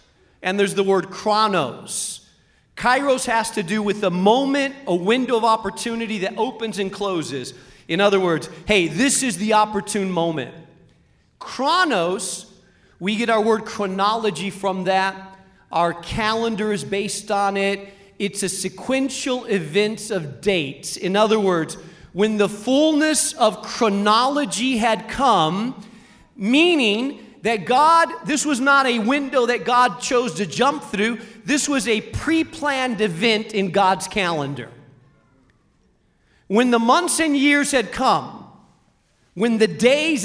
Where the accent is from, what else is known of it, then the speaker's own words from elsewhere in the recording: Spain; moved away; I grew up in Spain